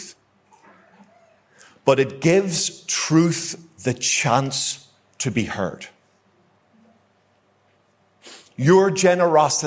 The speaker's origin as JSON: {"language": "English", "area": "Ulster", "region": "Northern Ireland", "country": "United Kingdom", "said": "I like an argument, as you might know, being an Ulsterman"}